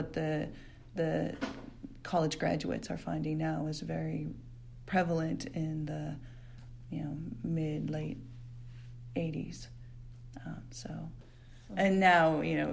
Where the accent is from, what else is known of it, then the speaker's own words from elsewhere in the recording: Gridley, California, United States; moved away as an adult; also born or lived in Phoenix, Arizona; I grew up in the kiwi capital of the United States in Gridley, California